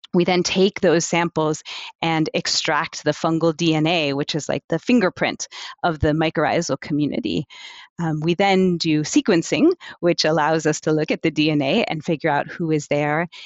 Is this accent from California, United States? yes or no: no; New York City, New York, United States; moved away as an adult; now in Amsterdam, Netherlands; originally, I'm from the United States. I was born in New York City, but I've been in Amsterdam in the Netherlands for the last fifteen years or so